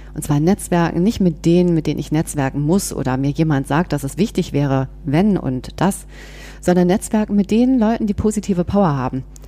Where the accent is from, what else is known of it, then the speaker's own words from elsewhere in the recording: Bonn, North Rhine-Westphalia, Germany; moved away as an adult; now in Berlin, Germany; bin aber gebürtige Bonnerin, also wirklich Rheinländerin